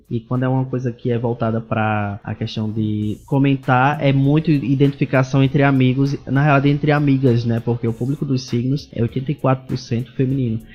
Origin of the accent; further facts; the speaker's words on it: Parelhas, Rio Grande do Norte, Brazil; Eu sou do Rio Grande do Norte, de, de Parelhas